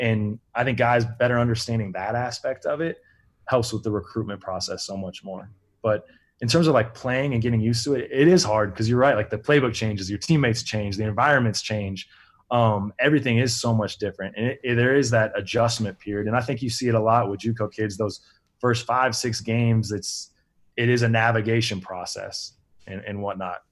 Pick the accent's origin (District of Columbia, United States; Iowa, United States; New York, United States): Iowa, United States; Iowa City; also born or lived in Washington; that's my hometown too. So Iowa City